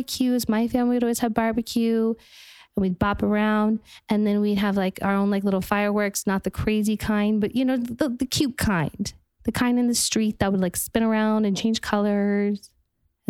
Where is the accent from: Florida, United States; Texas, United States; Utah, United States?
Utah, United States; Park City; I'm from Park City, Utah, small town. It was more about tradition